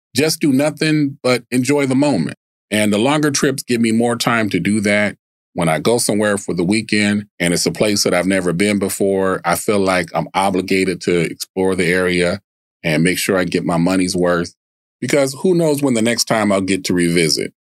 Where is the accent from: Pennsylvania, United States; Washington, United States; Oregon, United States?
Washington, United States; Tacoma; also born or lived in Baltimore, Maryland; now in Arizona, United States; despite Maryland being my birth state, I was raised on the West Coast. West Side. Northwest to be exact. Tacoma, Washington